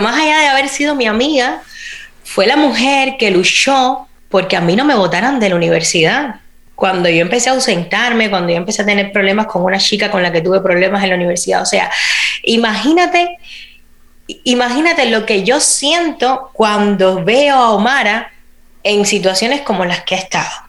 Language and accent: Spanish; Cuba; moved away as an adult; also born or lived in Spain; now in United States; Yo me fui de Cuba en el 2010. Yo tenía 22, 22 años, creo, iba a cumplir 23